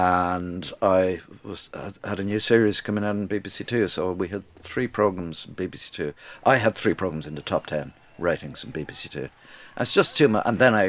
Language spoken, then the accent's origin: English; London, United Kingdom; born there; London was great. I was born in London, but London isn't a great place, I would think, to bring up kids.